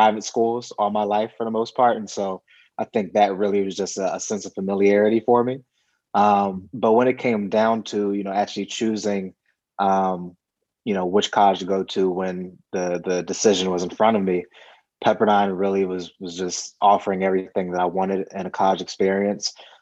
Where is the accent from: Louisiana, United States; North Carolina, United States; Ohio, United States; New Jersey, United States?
New Jersey, United States; moved away as an adult; also born or lived in Woodland Hills, California; now in Los Angeles, United States; lived there until I was about five, and then family relocated to New Jersey, which is obviously completely different from LA, different weather, different vibe. And, you know, I grew up on the East Coast.